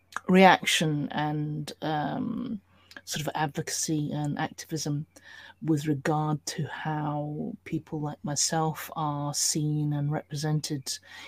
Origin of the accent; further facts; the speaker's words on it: United Kingdom; in terms of being a British minority, how we were perceived, represented, engaged with within our own industry was pretty appalling